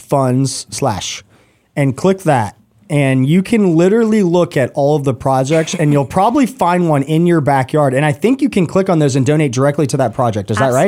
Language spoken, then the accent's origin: English; Roswell, Georgia, United States; I grew up in Roswell